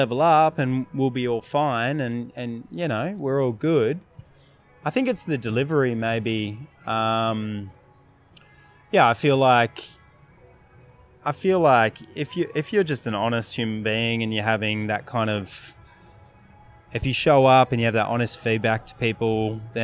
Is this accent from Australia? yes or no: yes; Victoria, Australia; now in Brisbane, Australia; when I grew up in Victoria.